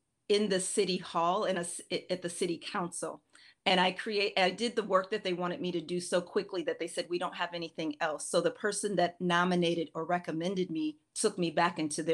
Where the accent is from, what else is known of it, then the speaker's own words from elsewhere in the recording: Minneapolis, Minnesota, United States; I'm originally from Minneapolis, Minnesota